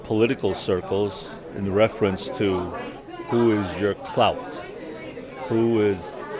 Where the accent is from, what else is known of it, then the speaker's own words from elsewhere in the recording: Chicago, Illinois, United States; born and raised in Chinatown, retired from the city of Chicago.